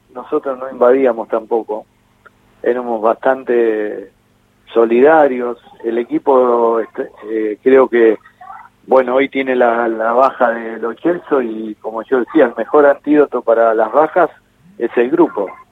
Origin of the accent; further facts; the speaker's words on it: Argentina; somos los argentinos